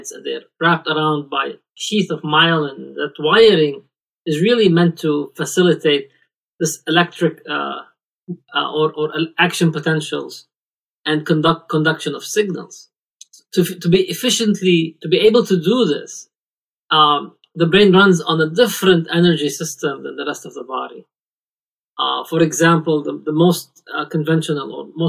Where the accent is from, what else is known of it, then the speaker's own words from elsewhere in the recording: Lebanon; moved away as an adult; now in United States; I was born and raised in Lebanon, and I moved here approximately 20 years ago